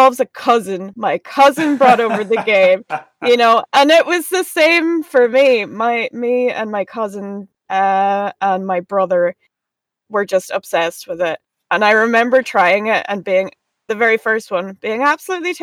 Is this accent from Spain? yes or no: no; Ardara, Ulster, Ireland; I am from Ardra in County Donegal in the northwest of Ireland